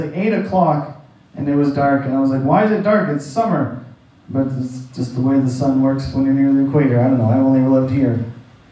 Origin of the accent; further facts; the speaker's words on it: Canada; moved away; I'm from St. John